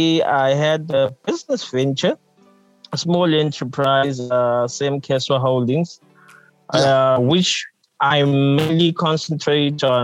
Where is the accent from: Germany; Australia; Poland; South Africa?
South Africa; Harding, KwaZulu-Natal; I was born and raised in Harding, which is a small town in the lower south coast of KZN, KwaZulu-Natal, South Africa.